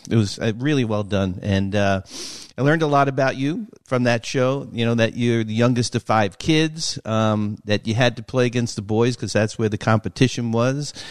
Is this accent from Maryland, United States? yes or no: no; New York, United States; Growing up in New York, we had family in Jersey in New England